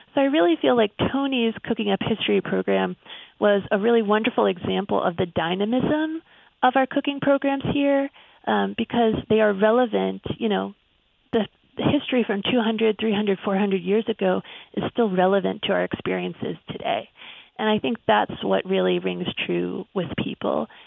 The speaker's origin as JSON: {"language": "English", "town": "Pittsburgh", "region": "Pennsylvania", "country": "United States", "tie": "born or raised there", "said": "my hometown of Pittsburgh"}